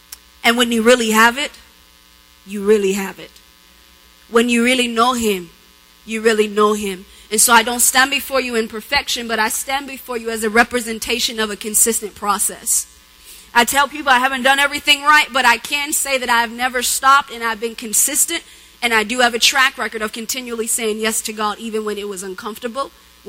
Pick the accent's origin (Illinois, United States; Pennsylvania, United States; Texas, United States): Pennsylvania, United States; Pittsburgh; I am originally from Pittsburgh, Pennsylvania.